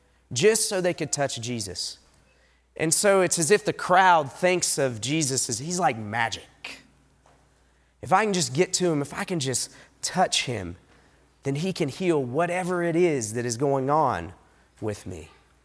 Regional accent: Southeast, United States; back east, I grew up in the Southeast, people will talk about mountains. And I love the Appalachian Mountains.

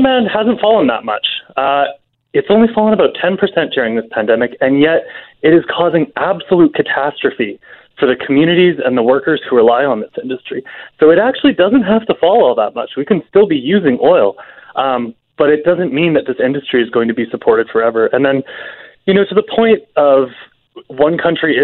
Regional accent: Alberta, Canada; I'm from Alberta

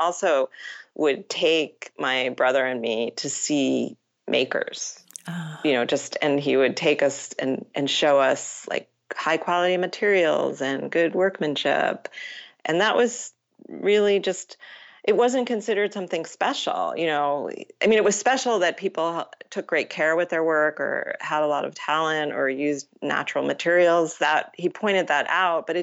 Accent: Matawan, New Jersey, United States; So I grew up in Mattawan, New Jersey

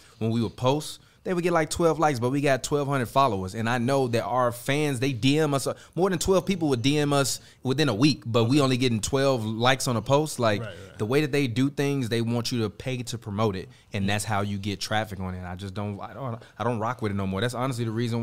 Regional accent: Chicago, Illinois, United States; I'm from Chicago, Illinois

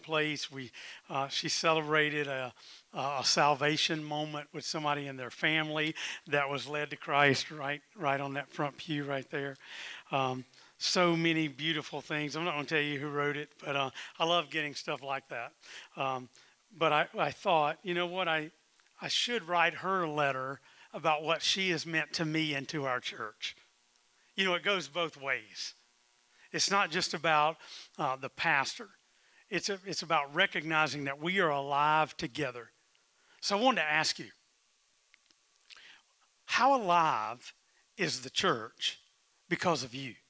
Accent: South Carolina, United States; When I was growing up in South Carolina

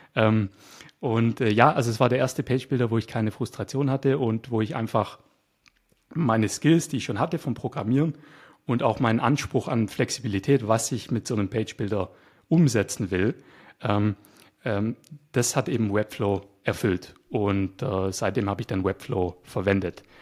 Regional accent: Nürtingen, Baden-Württemberg, Germany; moved away as an adult; now in Bulgaria; ich komme aus Deutschland, ich bin Deutscher, äh, ich bin Schwabe, aus der Nähe von Stuttgart komme ich.

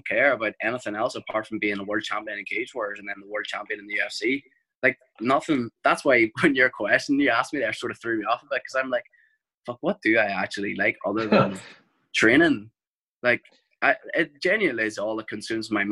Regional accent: Ireland; we're Irish

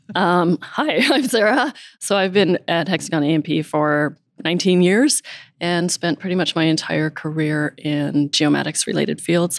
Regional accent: Calgary, Alberta, Canada; moved away as an adult; also born or lived in San Diego; born and raised in Calgary

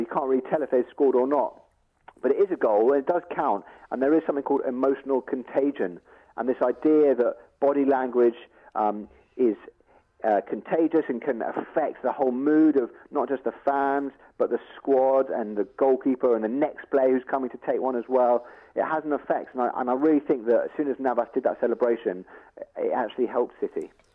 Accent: England, United Kingdom; I'm English

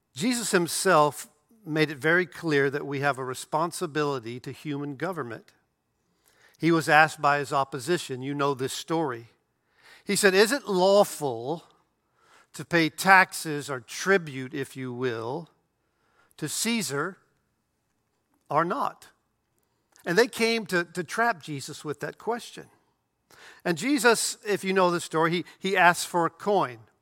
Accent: United States; I'm a citizen of the United States of America

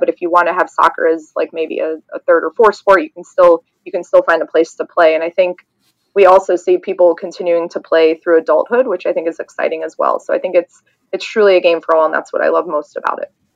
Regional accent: the South, United States; now in Wilmette, United States; I'm originally from the South

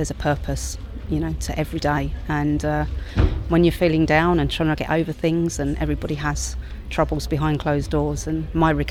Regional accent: Crawley, South East England, United Kingdom; I'm from Crawley in West Sussex

